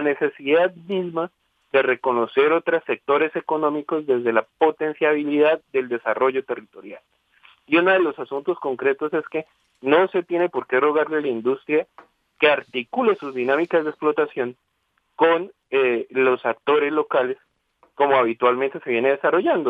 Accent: Colombia

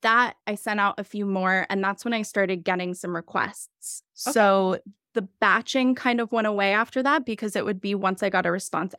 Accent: Philadelphia, Pennsylvania, United States; I'm from Philadelphia

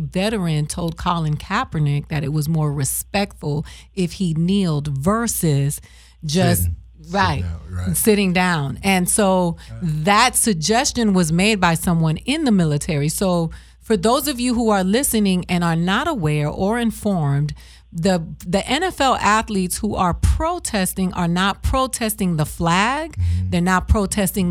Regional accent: Miami, Florida, United States; moved away; I'm from Miami

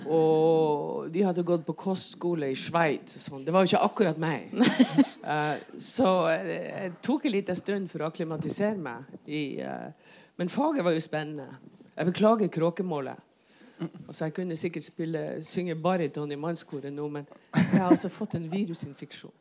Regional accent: Fauske, Nordland, Norway; now in Bergen, Norway; kommer fra Fauske, Saltens perle.

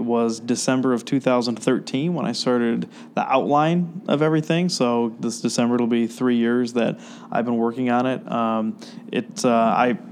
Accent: Rockford, Illinois, United States; now in Chicago, United States; I grew up in the Rockford area

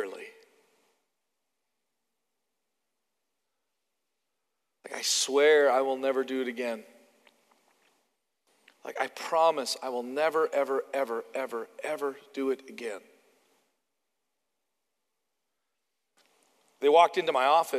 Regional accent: Canada; moved away; I'm from Canada.

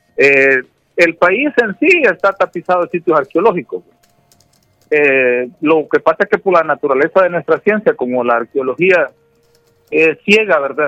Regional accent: El Salvador; nosotros como salvadoreños y como salvadoreñas

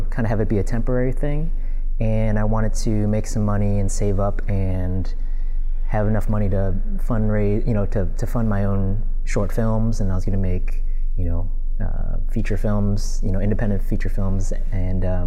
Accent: Glenview, Illinois, United States; moved away as an adult; also born or lived in Northbrook, Illinois; now in Los Angeles, United States; I grew up in Illinois and I moved in 2005

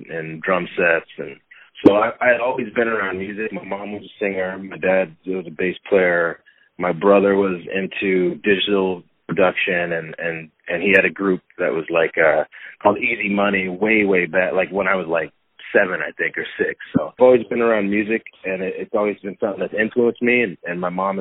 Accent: Port Angeles, Washington, United States; my hometown of Port Angeles

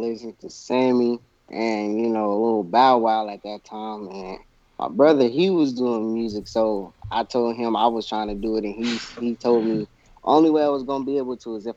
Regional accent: Kansas City, Missouri, United States

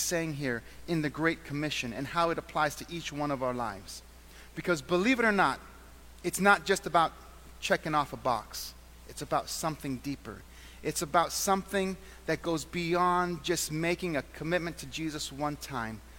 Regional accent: Southern California, United States; now in Western New York, United States; I am from Southern California

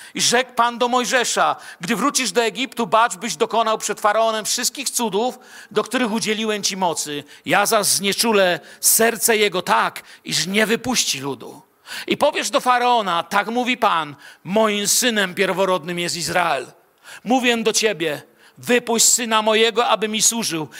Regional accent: Bielsko-Biała, Silesian Voivodeship, Poland; also born or lived in Moscow; a ja z Bielska Białej

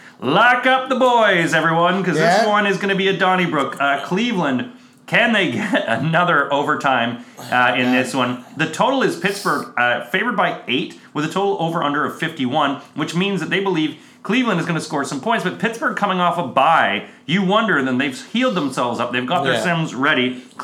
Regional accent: Canada; as a Canadian.

